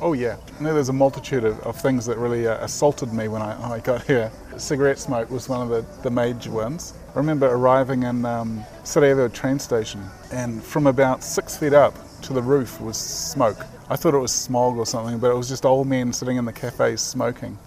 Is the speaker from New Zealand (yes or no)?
yes; New Zealand; Being a Kiwi